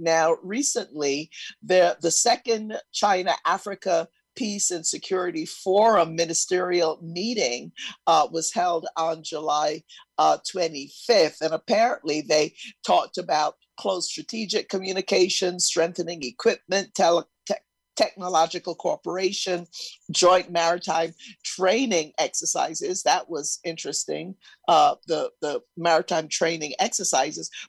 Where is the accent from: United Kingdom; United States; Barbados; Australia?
Barbados; my home country, Barbados